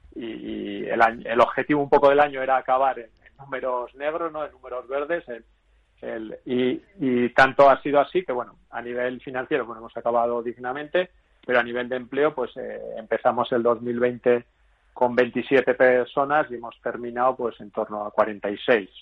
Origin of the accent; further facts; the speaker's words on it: Vitoria-Gasteiz, Basque Country, Spain; yo soy de Vitoria